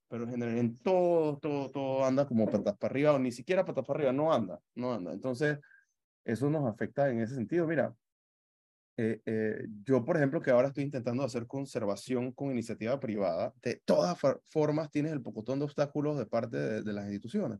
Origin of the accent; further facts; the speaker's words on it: Panama; nuestra identidad como panameños